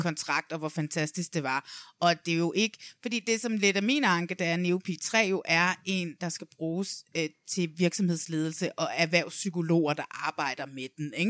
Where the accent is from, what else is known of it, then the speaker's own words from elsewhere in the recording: Næstved, Zealand, Denmark; nede i Næstved, hvor jeg kommer fra